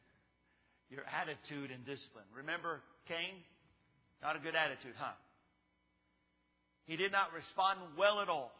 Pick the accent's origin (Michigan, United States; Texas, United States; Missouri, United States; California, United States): Texas, United States; I lived in the neighborhood growing up in Texas